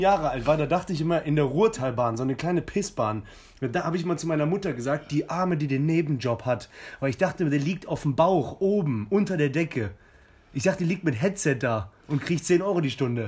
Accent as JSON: {"language": "German", "town": "Cologne", "region": "North Rhine-Westphalia", "country": "Germany", "said": "als Kölner"}